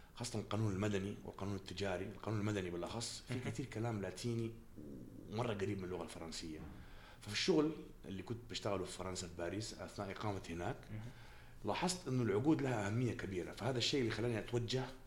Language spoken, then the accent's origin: Arabic; Jeddah, Makkah Province, Saudi Arabia; moved away; من مواليد جده